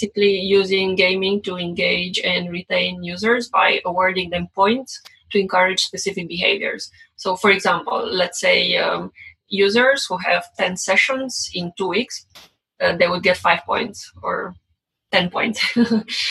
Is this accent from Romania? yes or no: yes; Romania; English is a second language; now in United States; I'm not from the US. I guess you can guess from my accent. So I'm from Romania originally